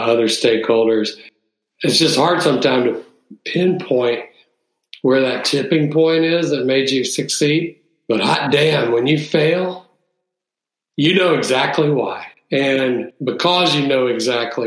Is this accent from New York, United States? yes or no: no; Jackson, Mississippi, United States; We had one of the largest Coca-Cola bottlers in Jackson, where I grew up